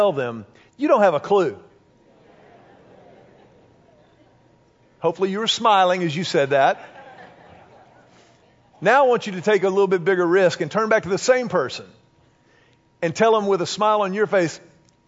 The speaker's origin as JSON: {"language": "English", "town": "Houston", "region": "Texas", "country": "United States", "tie": "born or raised there", "said": "when I was growing up in Houston"}